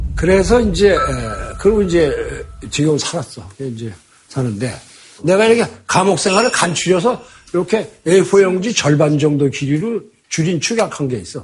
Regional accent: South Korea; 나는 남한 역사의 산물이고, 난 남한에 귀속돼 있다.

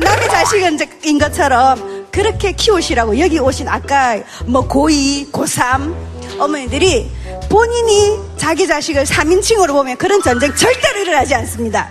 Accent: Geoje, South Gyeongsang, South Korea; 경남 거제시에서 왔습니다.

